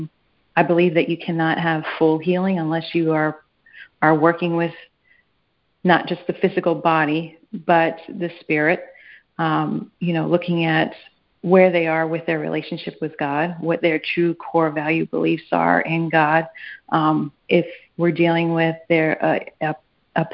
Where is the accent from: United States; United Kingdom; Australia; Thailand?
United States; New York; I grew up in New York in an area that was predominantly Jewish and Catholic